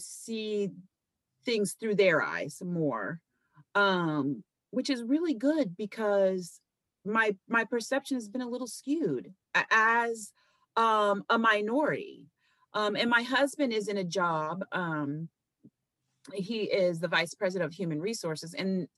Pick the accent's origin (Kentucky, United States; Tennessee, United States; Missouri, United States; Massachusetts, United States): Kentucky, United States; I grew up in Kentucky, okay, with hippies